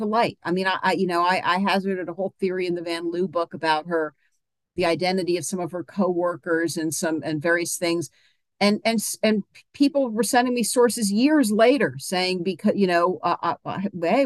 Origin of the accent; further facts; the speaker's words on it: Charlottesville, Virginia, United States; I'm from Charlottesville, Virginia.